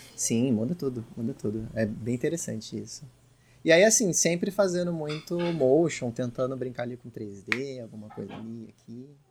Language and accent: Portuguese; São Paulo, Brazil; eu sou de São Paulo